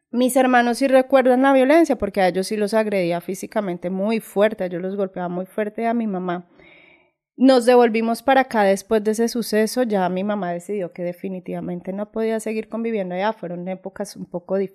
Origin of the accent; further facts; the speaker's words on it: Ibagué, Tolima, Colombia; also born or lived in Neiva, Huila, Colombia; yo nací acá en Ibagué.